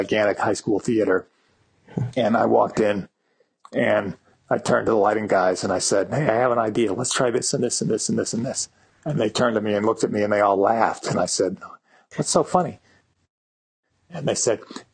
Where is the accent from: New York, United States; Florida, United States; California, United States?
New York, United States; grew up in New York, and my father was an advertising executive